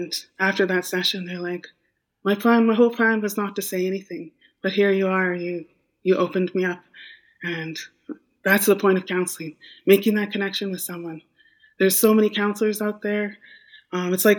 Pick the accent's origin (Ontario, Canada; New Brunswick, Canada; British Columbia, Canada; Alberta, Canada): British Columbia, Canada; Wet'suwet'en Nation, northern; moved away as an adult; also born or lived in Vancouver Island; I'm from the Wet'suwet'en Nation in northern British Columbia